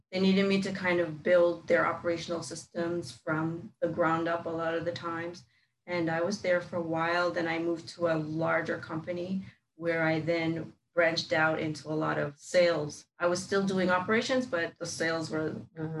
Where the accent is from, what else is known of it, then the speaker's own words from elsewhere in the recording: New York City, New York, United States; moved away as an adult; also born or lived in Jamaica; now in Orlando, United States; So I mostly grew up in New York